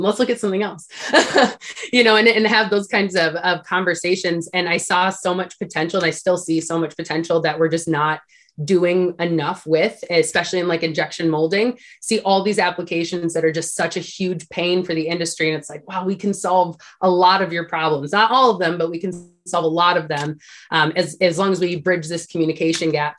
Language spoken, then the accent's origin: English; Sacramento, California, United States; I actually grew up in Sacramento, California